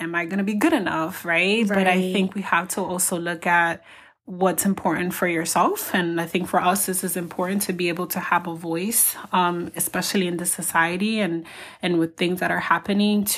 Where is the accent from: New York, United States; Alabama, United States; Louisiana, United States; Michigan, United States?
New York, United States; New York City; moved away; we grew up together when we lived in New York City